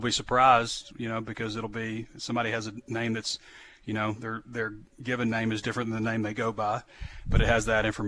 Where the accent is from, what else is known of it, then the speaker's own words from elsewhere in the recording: Central Arkansas, United States; I'm from Central Arkansas